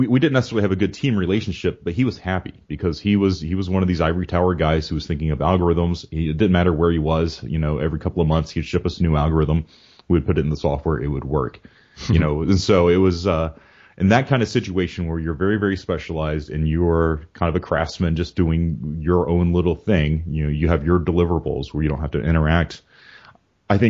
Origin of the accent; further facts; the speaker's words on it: Georgia, United States; moved away as an adult; now in Virginia, United States; I grew up in Georgia